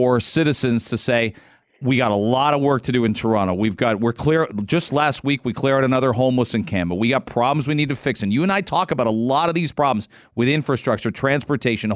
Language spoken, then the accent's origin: English; England, United Kingdom; moved away; I'm from England originally.